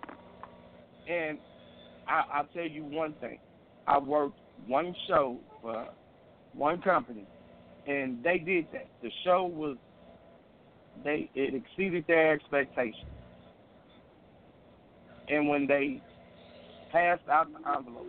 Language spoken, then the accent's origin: English; Chicago, Illinois, United States; I'm from Windy City